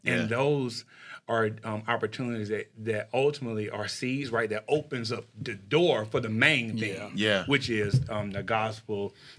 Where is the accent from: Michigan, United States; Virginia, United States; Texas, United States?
Texas, United States; I grew up in Texas and it was hot